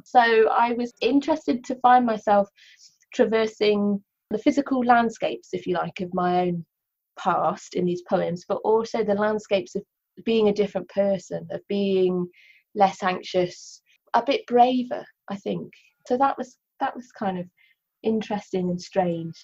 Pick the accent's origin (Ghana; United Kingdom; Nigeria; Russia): United Kingdom; Cornwall, South West England; first language English; moved away as an adult; now in Wales, United Kingdom; I grew up in Cornwall and I moved to Wales uh, when I went to university a while ago now.